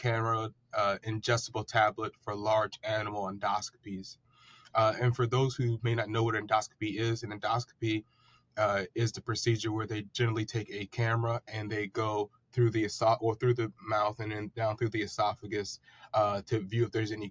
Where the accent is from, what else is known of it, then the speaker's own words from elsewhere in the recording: Princess Anne, Maryland, United States; I'm from Princess Anne, Maryland, which is a small town here on the eastern shore of Maryland. I've grown up here my entire life.